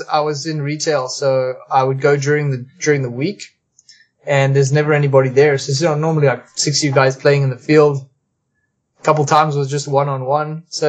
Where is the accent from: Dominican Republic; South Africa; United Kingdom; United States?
South Africa; now in Canada; I was originally from South Africa. Immigrated here in December 1999. And I became a Canadian citizen a couple years later.